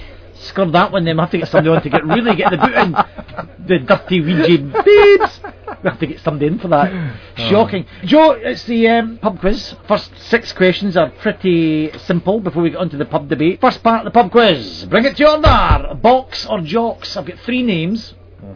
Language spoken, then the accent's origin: English; Glasgow, Scotland, United Kingdom; also born or lived in Edinburgh; I've spent about 18 years in Glasgow, about the same again in Edinburgh, then back to Glasgow for a few more years.